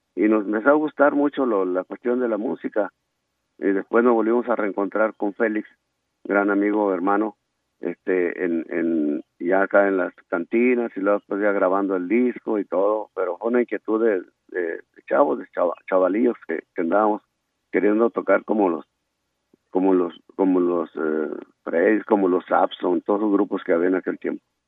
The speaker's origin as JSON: {"language": "Spanish", "area": "Mexicali Valley", "region": "Baja California", "country": "Mexico", "tie": "born or raised there", "said": "realmente sí somos eh, originarios del Valle de Mexicali, de diferentes partes"}